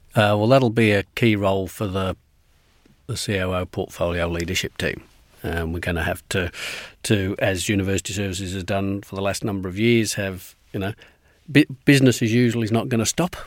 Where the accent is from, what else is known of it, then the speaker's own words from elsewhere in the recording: England, United Kingdom; moved away as an adult; also born or lived in Glasgow, Scotland; now in Melbourne, Australia; my parents moved to England when I was six, and so I was brought up at school uh, in England